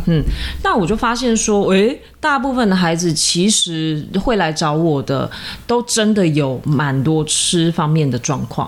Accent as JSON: {"language": "Chinese", "region": "Tainan", "country": "Taiwan", "said": "因为我是一个台南人，然后对吃有那么一点点执着"}